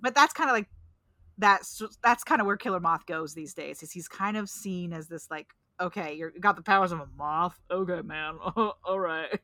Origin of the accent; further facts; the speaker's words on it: Pacific Northwest, United States; I'm from Sasquatch country.